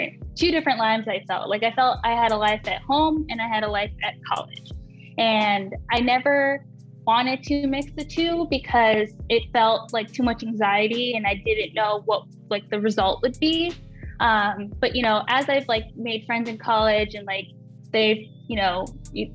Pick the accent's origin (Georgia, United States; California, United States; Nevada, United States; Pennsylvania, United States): Pennsylvania, United States; also born or lived in New Jersey; I grew up in Pennsylvania